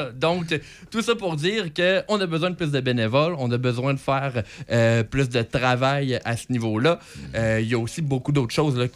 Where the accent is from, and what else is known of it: Saint-Raymond, Quebec, Canada; born or raised there; moved away as an adult; also born or lived in Baie-Comeau / La Tuque